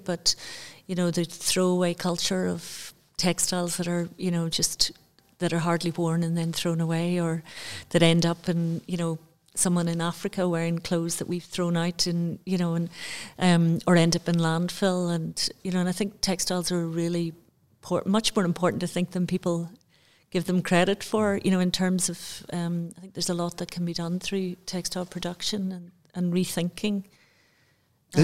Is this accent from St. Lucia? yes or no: no; Banbridge, Northern Ireland, United Kingdom; I grew up in Northern Ireland.